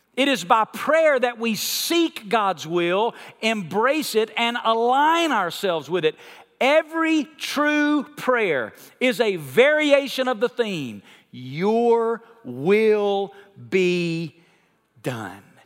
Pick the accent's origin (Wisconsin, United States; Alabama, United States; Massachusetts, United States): Alabama, United States; When I was a kid, I grew up in Alabama